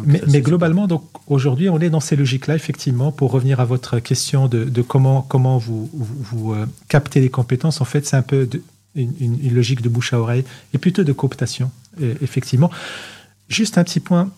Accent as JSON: {"language": "French", "country": "Morocco", "moved": "yes", "said": "Nous sommes des Marocains, nous sommes au Maroc"}